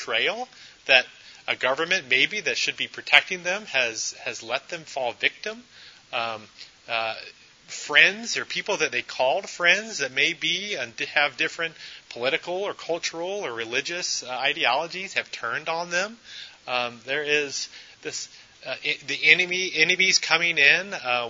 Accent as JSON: {"language": "English", "country": "United States", "also_born_or_lived": "Memphis, Tennessee", "lives_now": "Clarkston, United States", "said": "many of us are probably citizens of the U.S. We were born here"}